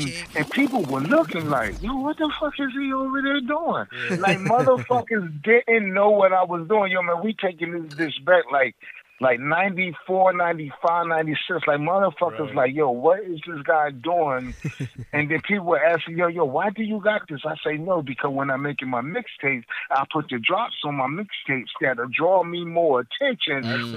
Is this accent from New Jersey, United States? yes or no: yes; Trenton, New Jersey, United States; I'm from Trenton, New Jersey